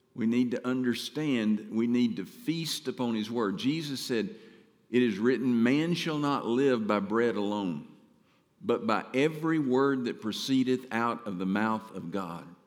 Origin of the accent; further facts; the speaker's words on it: Mount Pleasant, Texas, United States; moved away as an adult; I'm from Mount Pleasant